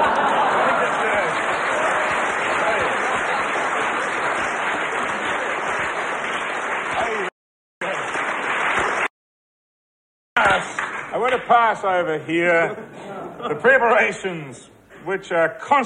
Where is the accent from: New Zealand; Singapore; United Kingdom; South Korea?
New Zealand